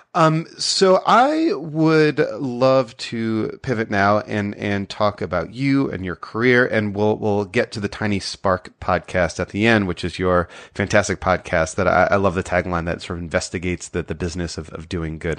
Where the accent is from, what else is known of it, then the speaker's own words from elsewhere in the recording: Brookfield, Connecticut, United States; I grew up about twenty miles south in, in Brookfield